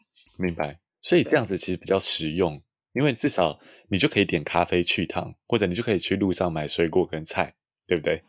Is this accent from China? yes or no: no; Taiwan; 作为台湾人，我们这种以，呃，中文、国语或者是甚至台语为母系来说